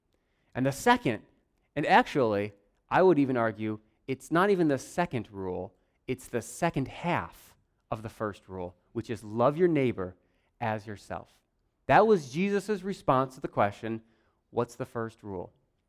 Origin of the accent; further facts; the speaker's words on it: Warsaw, United States; I grew up here. I grew up in Warsaw, in this church, and we had a little house, well, trailer, up on the hill over there.